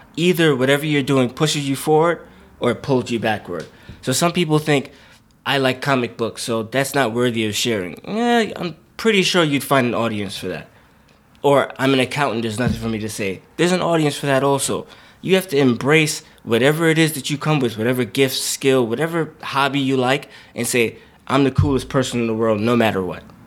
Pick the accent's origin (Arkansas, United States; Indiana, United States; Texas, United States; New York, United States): New York, United States; New York City; I'm from Brooklyn, New York, born and raised, still live there now.